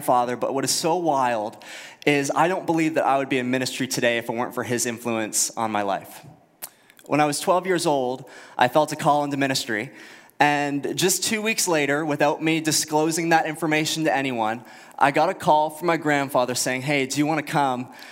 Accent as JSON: {"language": "English", "town": "Halifax", "region": "Nova Scotia", "country": "Canada", "tie": "born or raised there", "also_born_or_lived": "Fredericton, New Brunswick / United States", "moved": "yes", "lives_now": "Moncton, Canada", "said": "born in Fredericton, grew up in Halifax"}